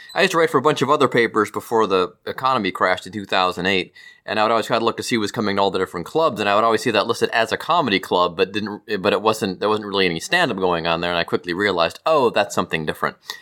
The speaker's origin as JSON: {"language": "English", "town": "Cleveland", "region": "Ohio", "country": "United States", "tie": "born or raised there", "said": "we grew up in Cleveland"}